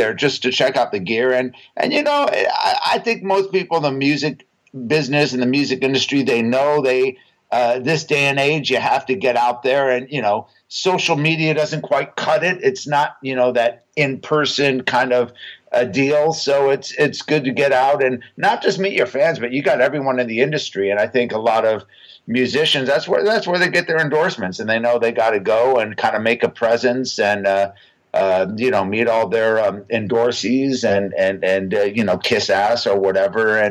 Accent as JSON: {"language": "English", "town": "Huntington Beach", "region": "California", "country": "United States", "tie": "born or raised there", "said": "I grew up in Huntington Beach, which is literally 10-15 minutes from the Anaheim Convention Center"}